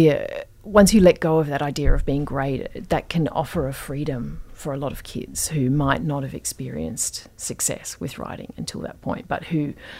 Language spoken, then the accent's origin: English; Perth, Western Australia, Australia; moved away; also born or lived in England; when I was growing up in Perth, which is like incredibly hot